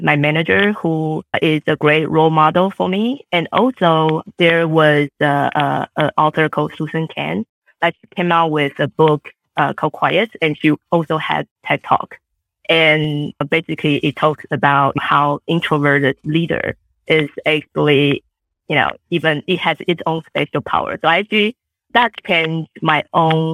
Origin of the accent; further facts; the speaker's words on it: Taiwan; English is a second language; now in United States; I grew up in Taiwan